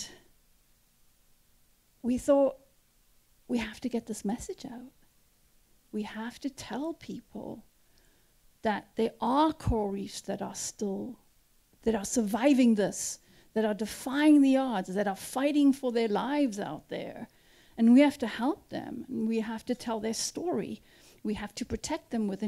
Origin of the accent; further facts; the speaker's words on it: South Africa; moved away as an adult; also born or lived in Cape Town; now in Cape Cod, United States; I grew up in South Africa